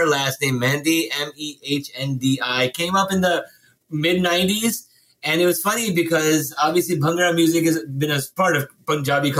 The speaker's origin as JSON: {"language": "English", "town": "Chicago", "region": "Illinois", "country": "United States", "tie": "born or raised there", "moved": "as an adult", "lives_now": "Washington, D.C., United States", "said": "growing up in Chicago because I was exposed to diversity from a very early age"}